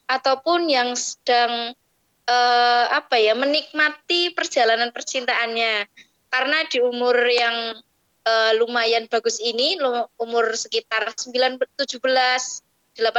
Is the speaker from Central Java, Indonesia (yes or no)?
yes; Banjarnegara, Central Java, Indonesia; asal dari Banjarnegara. Dan sekarang sedang menempuh pendidikan S1 di IAIN Salatiga.